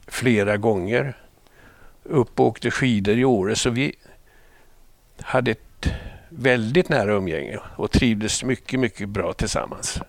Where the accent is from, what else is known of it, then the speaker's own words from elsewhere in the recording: Småland Highlands, Sweden; moved away as an adult; also born or lived in Stockholm; Jag är uppväxt på småländska höglandet